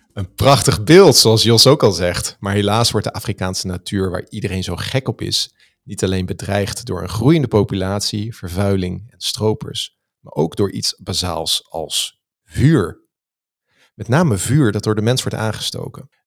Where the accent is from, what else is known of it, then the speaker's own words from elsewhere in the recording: Netherlands; wij als Nederlanders